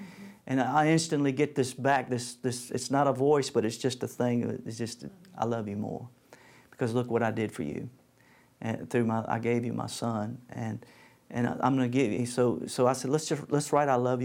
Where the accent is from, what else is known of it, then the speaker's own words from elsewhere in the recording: United States; I've had a great life growing up in the United States of America